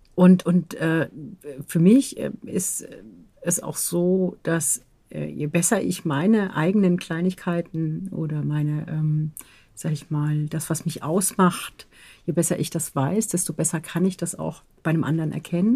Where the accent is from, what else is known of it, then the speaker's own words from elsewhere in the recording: Southern Germany, Germany; ich bin auch aus dem Süden